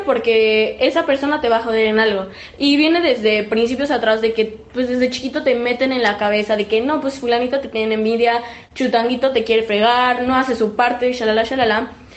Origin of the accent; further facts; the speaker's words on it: Mexico; los mexicanos somos los primeros